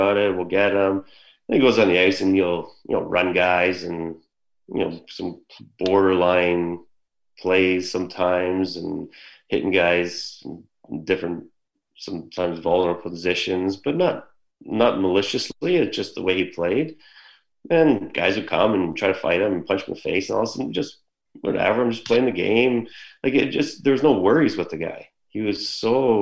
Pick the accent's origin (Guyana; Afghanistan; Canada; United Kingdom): Canada; Mississauga, Ontario; also born or lived in Erie, Pennsylvania; I'm from Mississauga, so I'm here.